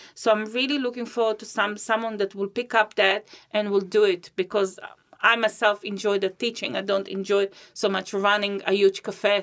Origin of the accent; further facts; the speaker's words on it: Israel; moved away as an adult; also born or lived in Riga, Latvia / Christchurch, New Zealand; now in Rolleston, New Zealand; I was born in Riga, Latvia. It's the capital of Latvia, and I moved, uh, with my family to Israel when I was six.